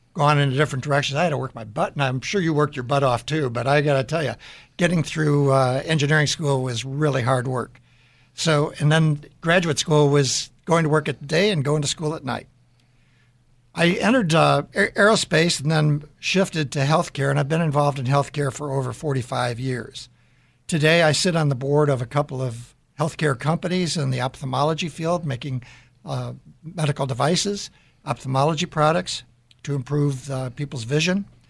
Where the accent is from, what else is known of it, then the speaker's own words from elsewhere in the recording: Deerfield, Illinois, United States; So I grew up in the Chicago area in Deerfield, Illinois